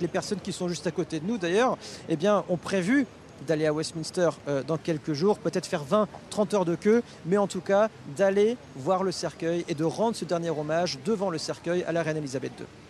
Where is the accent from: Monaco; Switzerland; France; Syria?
France; nous, en tant que Français